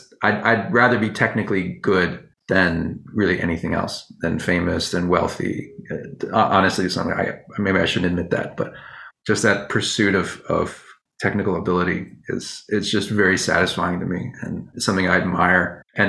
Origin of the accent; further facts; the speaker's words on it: Virginia, United States; I grew up in Virginia